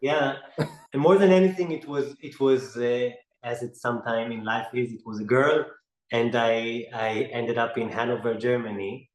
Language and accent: English; Israel; I grew up in the Middle East in, in Israel